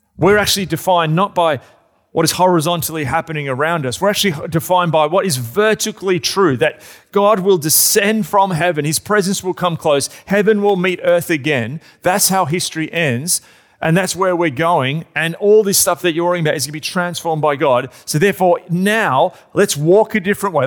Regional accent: Australia; I'm an Australian.

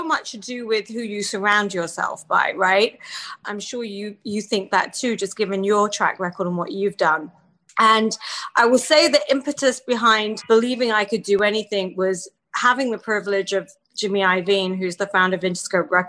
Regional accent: England, United Kingdom; born or raised there; moved away

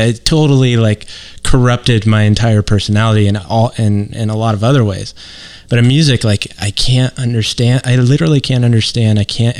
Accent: Missouri, United States; I grew up in the Midwest

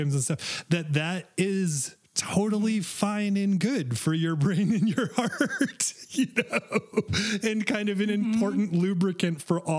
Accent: Maine, United States; I joke that I'm a Calvinist, and I joke that I'm from Maine, where we invented burning witches

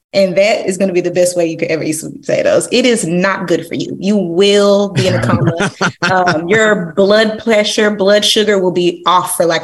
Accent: Dallas, Texas, United States; Okay, I'm Southern, y'all. So I'm from Dallas.

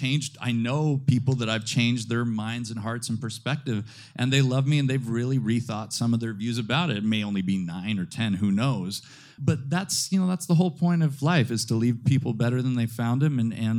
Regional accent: Midwest, United States; now in New York City, United States; But I really look at it as a blessing, and because I am, I'm from the Midwest.

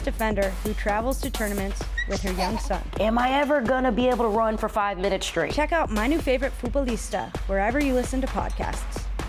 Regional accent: New York, United States; I'm from New York

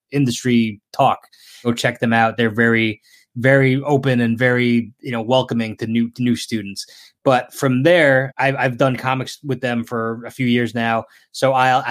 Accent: New Jersey, United States; now in Connecticut, United States; I'm living in Connecticut currently, but I am from New Jersey

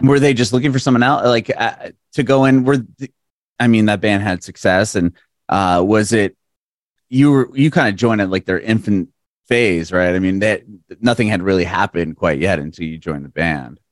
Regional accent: San Diego, California, United States; moved away as an adult; also born or lived in Bay Area, California; now in Nashville, United States; I'm from San Diego originally

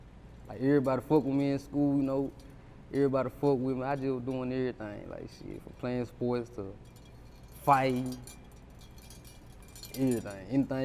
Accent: Tutwiler, Mississippi, United States; Yeah, I'm from Tutwiler.

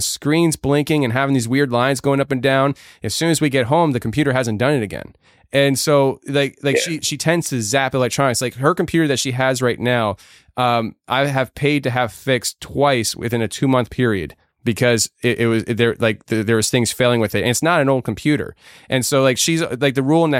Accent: Philadelphia, Pennsylvania, United States; I'm from the Philly area

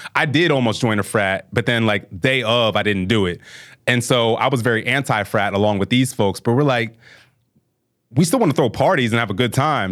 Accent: Bel Air, Maryland, United States; moved away as an adult; also born or lived in Southern New Jersey / New Jersey (Seton Hall University); I was raised in Maryland

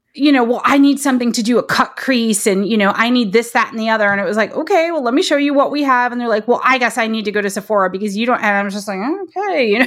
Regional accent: Detroit, Michigan, United States; moved away; also born or lived in Berkeley; I grew up in the Detroit area

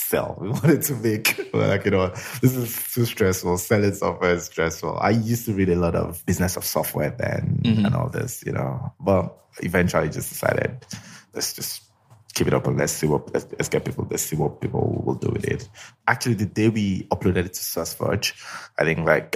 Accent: Lagos, Nigeria; So I grew up in Lagos, spent all my life in Lagos

